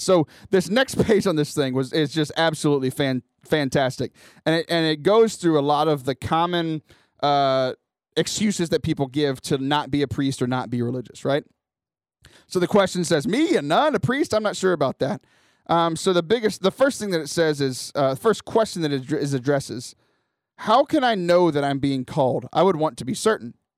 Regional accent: Cajun, Louisiana, United States; I'm Cajun

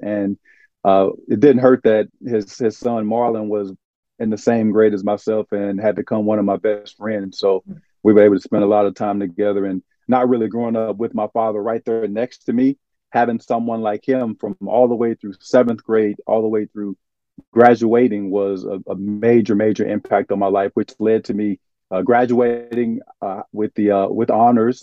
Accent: Arkansas, United States; moved away as an adult; also born or lived in Shreveport, Louisiana; now in Florida, United States; growing up in Arkansas, where I grew up at, there wasn't a lot of diversity.

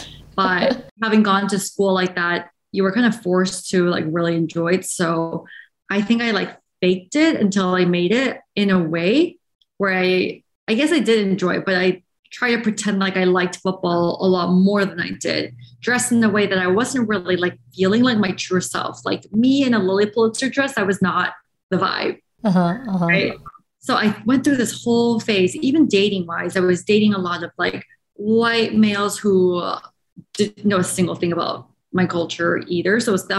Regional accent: Shanghai, China; English is a second language; moved away as an adult; now in United States; after growing up in Shanghai, my whole life, then came here for college in the US. And that was my first time ever in the United States.

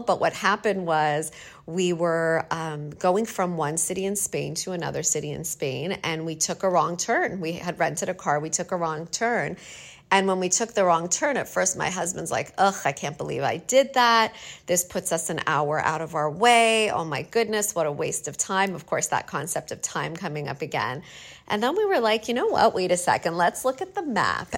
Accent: Canada; moved away; I'm from Canada and it's a second language

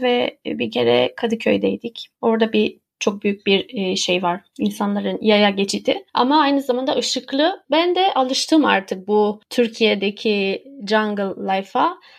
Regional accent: Romania; moved away as an adult; now in Istanbul, Turkey; Ben Romanya'da yaşıyordum. Romanya'da doğdum aslında. Ben Türk'üm ama ailem orada

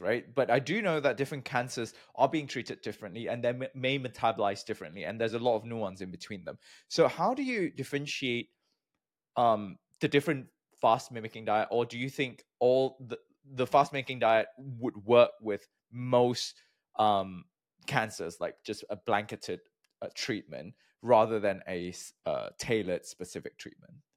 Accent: Malaysia; moved away; also born or lived in United Kingdom; I'm from Malaysia

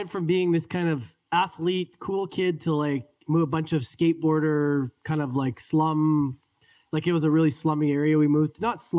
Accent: Edmonton, Alberta, Canada; I was born and raised in Edmonton, Alberta, Canada, which is a very cold hockey city.

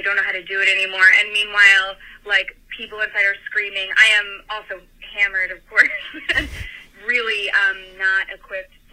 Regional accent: Tucson, Arizona, United States; moved away; I grew up in Tucson, Arizona

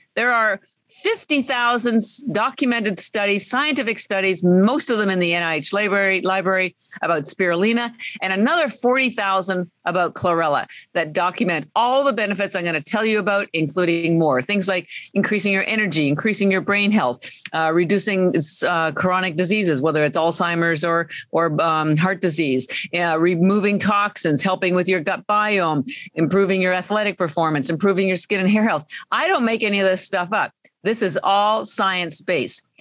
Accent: Canada; moved away; I'm Canadian

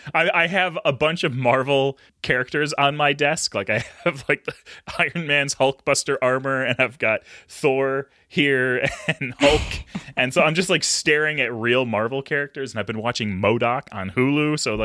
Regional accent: Belgium; born there; I was born in Belgium.

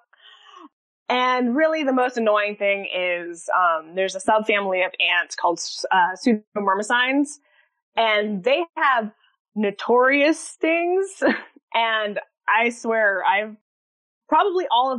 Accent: Central Florida, United States; growing up in Central Florida

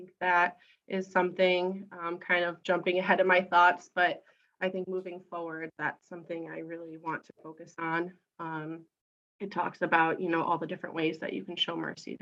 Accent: Grosse Pointe, Michigan, United States; also born or lived in Chicago; I was born in Grosse Pointe and went to St. Paul's as a kid, and then went to South and then went to Loyola in Chicago for college as well.

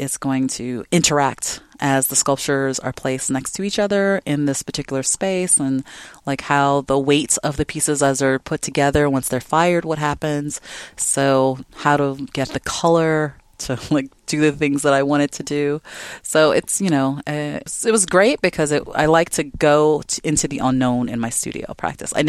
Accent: Chicago, Illinois, United States; moved away as an adult; now in Seattle, United States; I grew up in Chicago

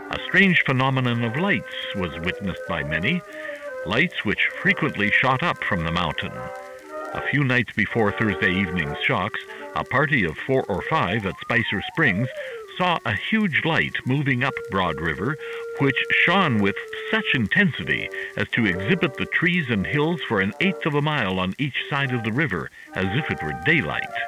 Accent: Germany; moved away as an adult; also born or lived in Northern California, United States; now in California, United States; I am originally from Germany. I was professor of geoscience in Germany for 15 years and chemistry also. And then I moved here to America

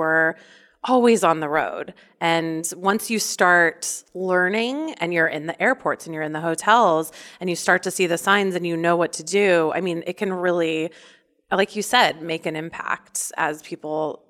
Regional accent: Midwest, United States; I grew up in the Midwest

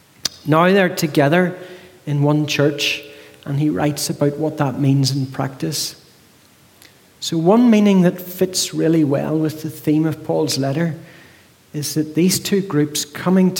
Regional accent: Northern Ireland, United Kingdom; moved away as an adult; now in High Wycombe, United Kingdom; I'm from High Wycombe, but I'm not a native of High Wycombe. I'm from Northern Ireland, living here for 15 years

